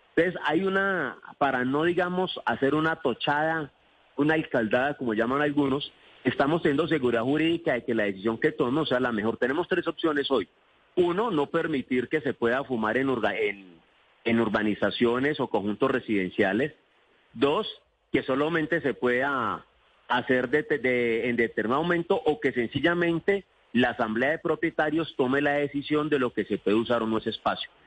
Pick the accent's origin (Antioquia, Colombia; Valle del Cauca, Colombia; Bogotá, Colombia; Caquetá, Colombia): Valle del Cauca, Colombia; Cali; also born or lived in Sevilla, Valle del Cauca; Yo nací en Sevilla, pero me quedé en el distrito de Agua Blanca en Cali, he vivido toda mi vida.